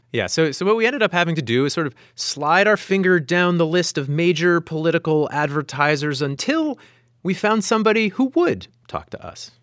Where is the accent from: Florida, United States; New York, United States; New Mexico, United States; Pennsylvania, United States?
Pennsylvania, United States; Meadville; moved away; I grew up in Meadville, which is south of Erie